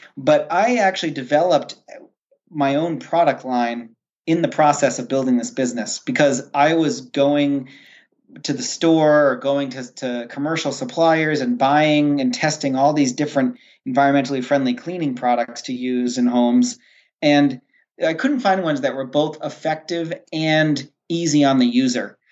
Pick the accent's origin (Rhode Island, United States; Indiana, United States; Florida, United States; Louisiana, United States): Rhode Island, United States; moved away as an adult; now in Maine, United States; I am originally from Rhode Island, and I was living and working in Rhode Island